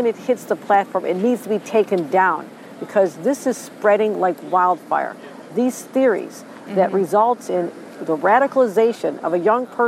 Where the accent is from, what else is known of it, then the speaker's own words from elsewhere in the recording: Buffalo, New York, United States; my hometown